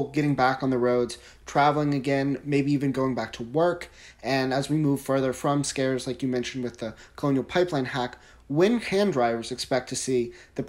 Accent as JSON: {"language": "English", "area": "Lowcountry", "region": "South Carolina", "country": "United States", "said": "I'm from the Lowcountry, so we get a lot of fresh, you know, crab and shrimp, and it's all very popular down here."}